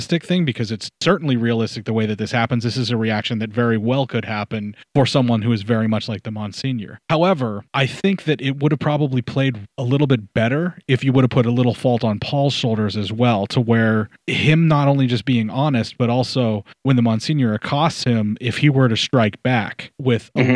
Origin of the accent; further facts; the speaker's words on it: Western Pennsylvania, United States; I was born in Western Pennsylvania, because that's how I was raised there